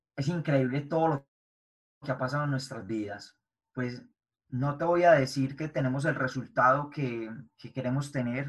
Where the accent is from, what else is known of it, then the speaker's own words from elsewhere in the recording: Medellín, Antioquia, Colombia; nací en Medellín, Colombia, eh, nací y me crié en un barrio de bajos recursos